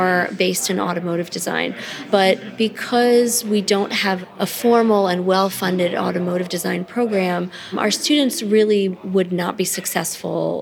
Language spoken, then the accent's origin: English; New Jersey, United States; moved away as an adult; now in Detroit, United States; I'm originally from New Jersey. I moved to Detroit in 2000